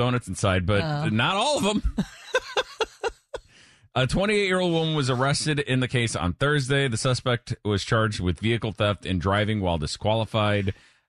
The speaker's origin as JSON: {"language": "English", "town": "Belleville", "region": "Illinois", "country": "United States", "tie": "born or raised there", "said": "Krispy Kreme was opened in my hometown, Belleville, Illinois"}